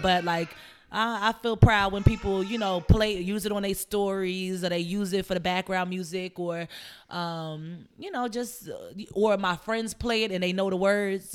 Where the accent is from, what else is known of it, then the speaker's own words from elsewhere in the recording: Columbia, Maryland, United States; moved away; I'm from a place called Columbia, Maryland. It's a suburb right in between Baltimore and DC. So I'm from Maryland